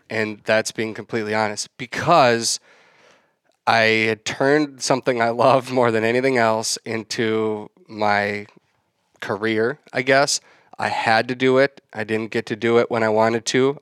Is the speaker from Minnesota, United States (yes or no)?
yes; west of the Twin Cities Metro, Minnesota, United States; I grew up in West, just west of the, uh, Twin Cities Metro.